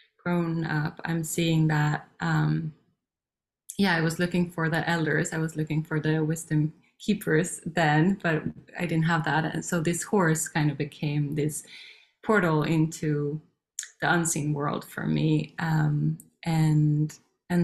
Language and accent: English; Sweden; also born or lived in Norway; born in Norway, and we moved to Sweden when I was 3 years old, and I grew up in a Waldorf school.